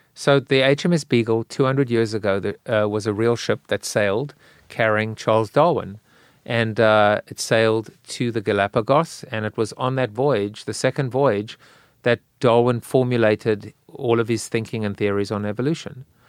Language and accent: English; South Africa; now in United States; I'm South African.